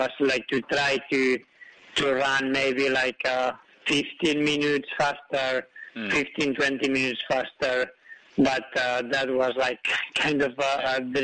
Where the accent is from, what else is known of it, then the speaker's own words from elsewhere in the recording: Spain; I was born in Spain, but in a hut at 2,000 meters